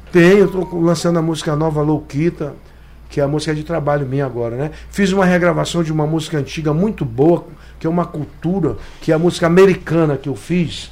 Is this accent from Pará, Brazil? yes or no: yes; Pará, Brazil; eu sou brasileiro, eu sou do Pará, mas eu sou brasileiro.